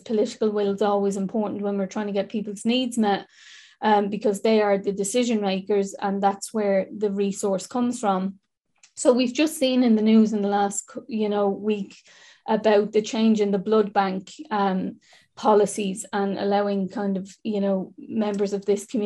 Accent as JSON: {"language": "English", "town": "Dublin", "region": "Leinster", "country": "Ireland", "said": "I'm from the North Inner City"}